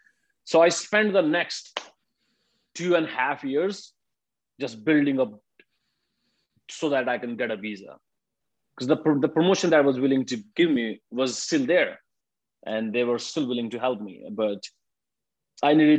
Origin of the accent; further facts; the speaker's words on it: India; moved away as an adult; now in Japan; I'm from India